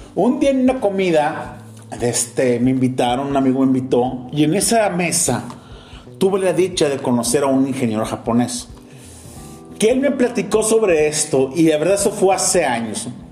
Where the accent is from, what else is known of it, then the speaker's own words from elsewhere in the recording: Mexico; como mexicanos